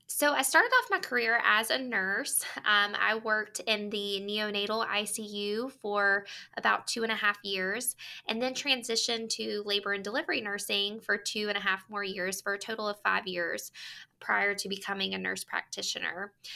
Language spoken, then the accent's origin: English; North Carolina, United States; I am from North Carolina